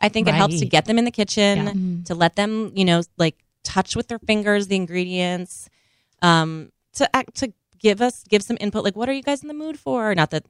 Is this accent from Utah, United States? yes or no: no; Minnesota, United States; now in New York, United States; I grew up in Minnesota